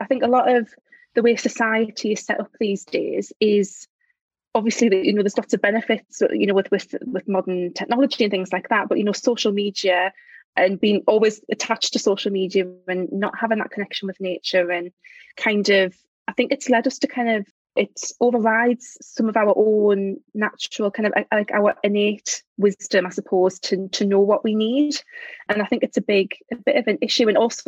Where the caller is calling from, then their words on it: Durham, North East England, United Kingdom; I'm speaking from Durham, which is in the northeast of England. Lovely, yes, cathedral, university city up here.